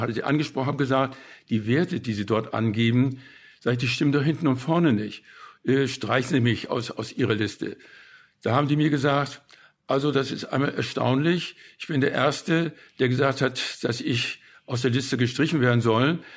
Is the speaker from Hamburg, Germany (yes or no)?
yes; Hamburg, Germany; also born or lived in West Prussia / Bad Segeberg; Denn wir sind ja als Flüchtlinge von Westpreußen gekommen. Zuerst nach Bad Segeberg, wo wir zwangseinquartiert wurden in einer Villa mit anderen Flüchtlingen. Und dann sind wir nach Hamburg weitergezogen